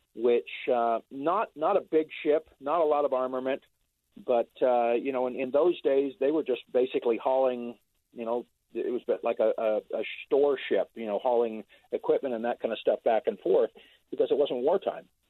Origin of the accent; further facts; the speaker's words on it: San Francisco Bay Area, California, United States; I grew up in the Bay Area